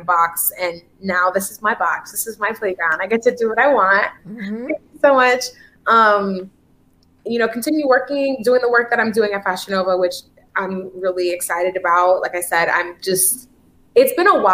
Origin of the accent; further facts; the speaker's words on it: Haiti; I'm Haitian actually